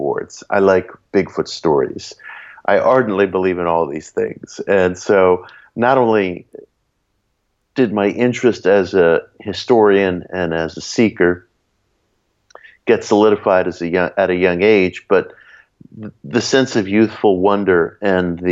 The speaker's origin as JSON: {"language": "English", "town": "New York City", "region": "New York", "country": "United States", "tie": "born or raised there", "said": "the little public library in the town that I grew up in Belrose, in the borough of Queens in New York City"}